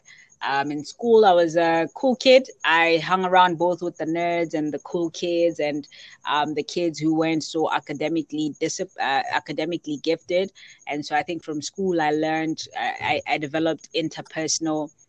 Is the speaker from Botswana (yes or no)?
yes; Botswana; I come from Botswana